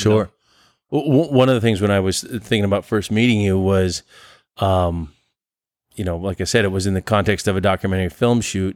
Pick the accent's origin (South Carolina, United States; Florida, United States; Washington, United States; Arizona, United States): Washington, United States; Olympia; my hometown of Olympia, Washington